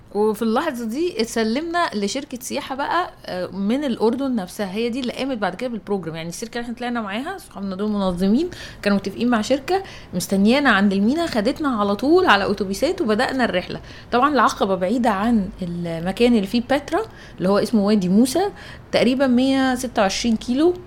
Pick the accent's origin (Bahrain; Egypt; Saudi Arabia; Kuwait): Egypt; لنا كمصريين